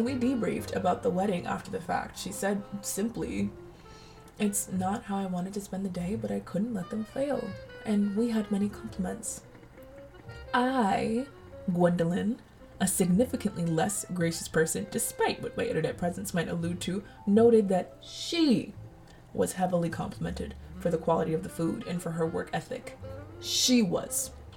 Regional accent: Colorado, United States; lots of white roses, which are the pride of the neighborhood growing up in Colorado

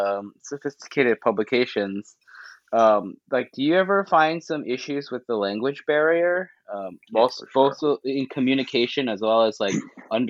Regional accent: United States; now in South Korea; I live in Korea, and Korean is not my, like, native language, although I'm Korean American.

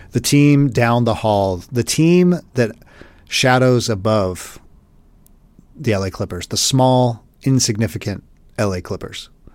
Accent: Los Angeles, California, United States; moved away as an adult; I grew up in Los Angeles till I was about twenty-five. Moved away, never moved back, but L A's my home.

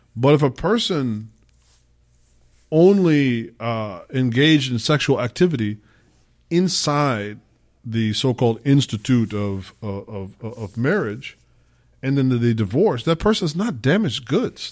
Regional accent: Midwest, United States; I got my culture as an American, as a Black American, as a Midwesterner.

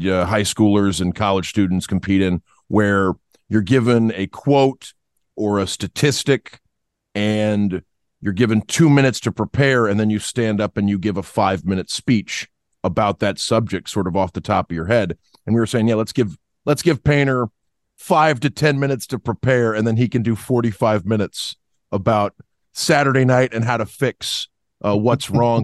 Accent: Niceville, Florida, United States; also born or lived in Destin, Florida; now in Auburn, United States; I'm from Niceville, because that's probably the one place I lived more than, than anywhere else growing up as a kid

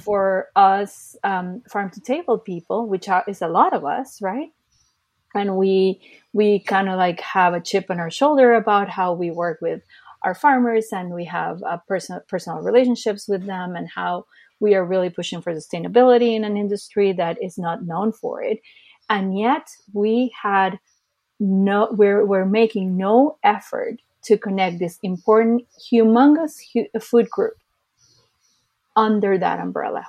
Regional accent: Costa Rica; also born or lived in California, United States; now in Los Angeles, United States; I was born here in the States, in California, to be more precise, but I actually moved to Costa Rica, where my uh, dad was from, uh, when I was just two

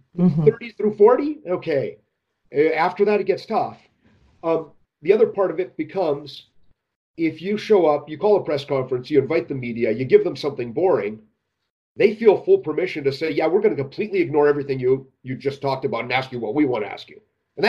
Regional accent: Alberta, Canada; You know, I'm from Alberta. We ride horses, not unicorns.

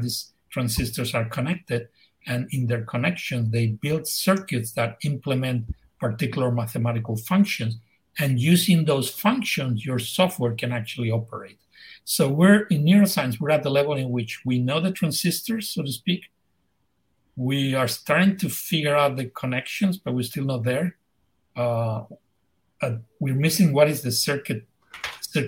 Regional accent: Madrid, Community of Madrid, Spain; moved away as an adult; now in United States; I'm Spanish. I'm from Madrid, from the center of the town

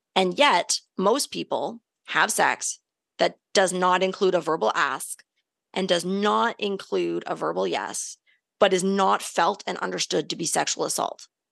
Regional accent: Canada; we're Canadian

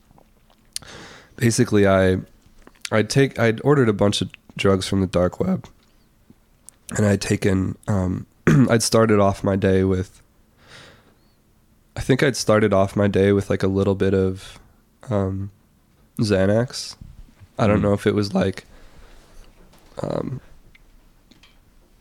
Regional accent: La Crosse, Wisconsin, United States; moved away as an adult; also born or lived in New York City; right downtown in La Crosse

